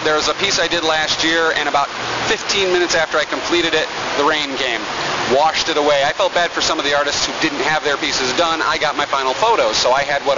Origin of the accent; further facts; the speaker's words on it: Binghamton, New York, United States; I'm from Binghamton, New York. We're about an hour south of Syracuse